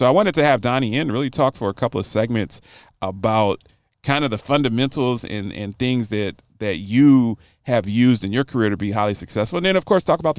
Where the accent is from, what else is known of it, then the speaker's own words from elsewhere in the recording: Baltimore, Maryland, United States; I grew up in Baltimore.